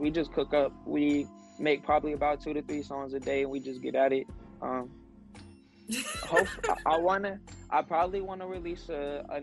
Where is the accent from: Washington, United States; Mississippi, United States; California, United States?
Washington, United States; North Bend; now in Sanford, United States; I was born in Washington State in a small town in North Bend. Right now I reside in North Carolina, a similar small town of Sanford